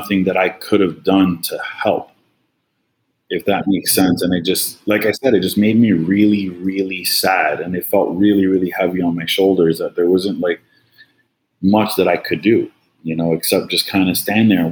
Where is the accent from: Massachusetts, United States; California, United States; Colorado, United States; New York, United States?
New York, United States; moved away as an adult; now in Florida, United States; Born and raised in New York